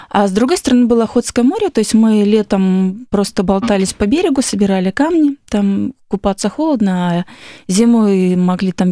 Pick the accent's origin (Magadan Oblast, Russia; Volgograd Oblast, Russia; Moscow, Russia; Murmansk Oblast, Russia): Magadan Oblast, Russia; Magadan; born there; Э, родилась я на крайнем севере. Мои родители сами из Дальнего Востока. И я родилась в городе Магадане.